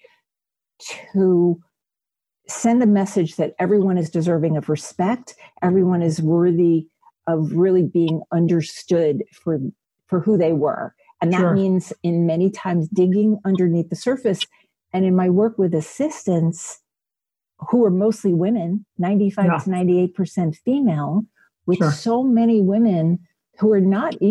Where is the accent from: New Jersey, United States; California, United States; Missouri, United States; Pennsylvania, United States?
New Jersey, United States; Belleville; I grew up in a small town called Belleville, New Jersey.